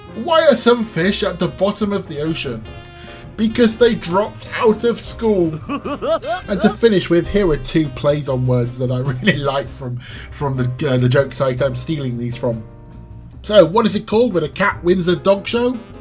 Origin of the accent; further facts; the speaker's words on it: England, United Kingdom; accent: English; I sound like an Englishman speaking Czech